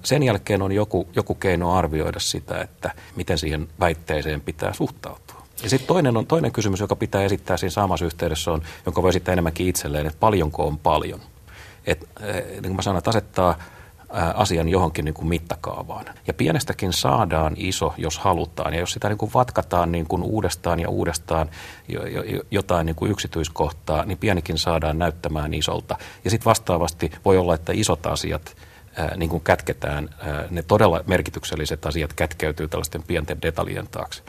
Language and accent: Finnish; Tampere, Pirkanmaa, Finland; mun kotikaupunkini Tampere, joka on maailman suurikokoisin kylä